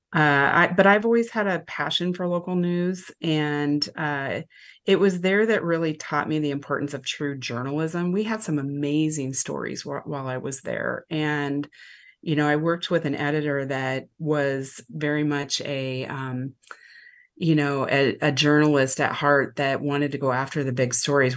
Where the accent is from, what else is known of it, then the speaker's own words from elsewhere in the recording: Lincoln, Nebraska, United States; also born or lived in Omaha, Nebraska; I actually grew up down the road from Omaha and Lincoln, Nebraska, so I've been a mid, Midwest girl my whole life.